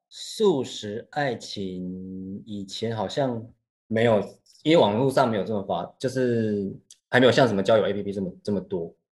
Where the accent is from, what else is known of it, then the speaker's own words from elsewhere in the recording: Taiwan; 在我们台 湾那边，台湾这边